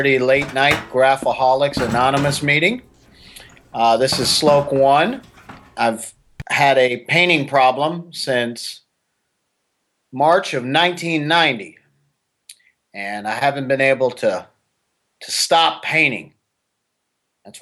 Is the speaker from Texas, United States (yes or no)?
yes; Austin, Texas, United States; I grew up in Austin